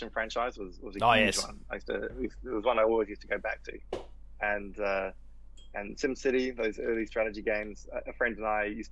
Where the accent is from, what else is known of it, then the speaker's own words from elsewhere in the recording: New Zealand; I grew up in New Zealand